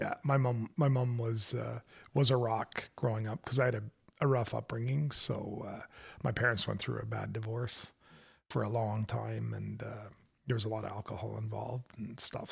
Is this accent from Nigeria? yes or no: no; Canada; also born or lived in Hawkesbury, Ontario